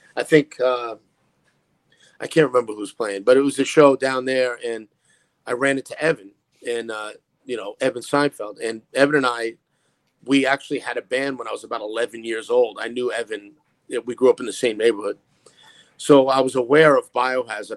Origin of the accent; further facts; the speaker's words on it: New York City, New York, United States; I grew up in Brooklyn